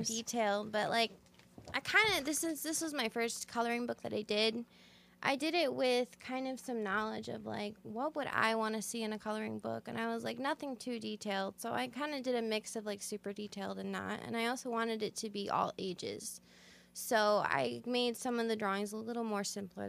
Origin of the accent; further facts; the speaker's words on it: Sandwich, Illinois, United States; I'm actually from Sandwich, so right here in Illinois, small town, um, kind of, you know, country girl